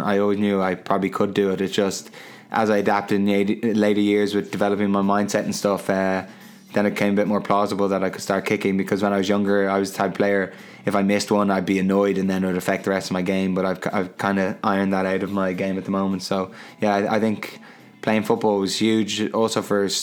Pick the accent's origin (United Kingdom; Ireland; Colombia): Ireland; Dublin, Leinster; I'm from Terenure, I try to say I'm from Crumlin, the tough area